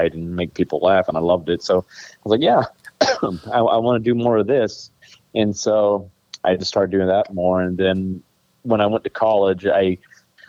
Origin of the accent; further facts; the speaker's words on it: Alabama, United States; growing up in Alabama